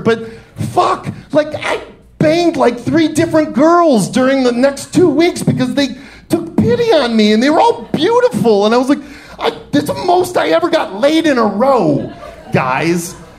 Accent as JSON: {"language": "English", "town": "Detroit", "region": "Michigan", "country": "United States", "said": "I'm from Detroit, and we do not stay down."}